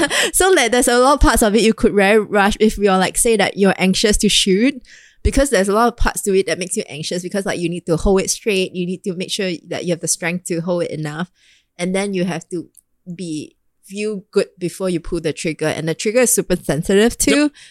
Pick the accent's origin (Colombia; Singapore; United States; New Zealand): Singapore; as a Singaporean